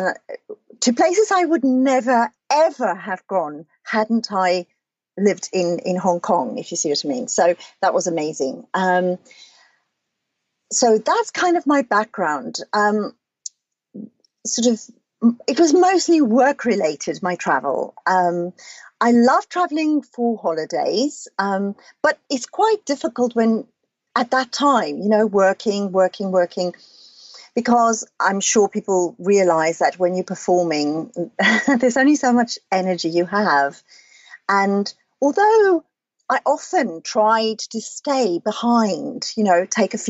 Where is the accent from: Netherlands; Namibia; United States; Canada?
Namibia; also born or lived in Cape Town, South Africa; now in London, United Kingdom; I was born in Namibia on a farm